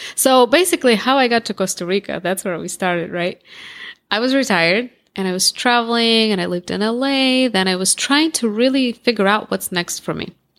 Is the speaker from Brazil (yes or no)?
no; Russia; accent: Russian; first language Russian; English is a second language; moved away as an adult; also born or lived in Moscow, Russia; now in United States; I grew up in Russia, I was born in Russia